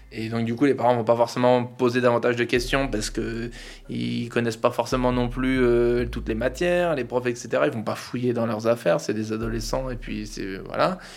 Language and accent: French; Hauts-de-Seine, Île-de-France, France; J'ai grandi euh, dans les Hauts-de-Seine